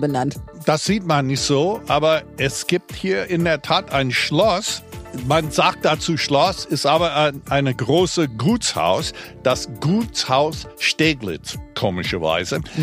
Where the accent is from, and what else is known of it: United States; now in Berlin, Germany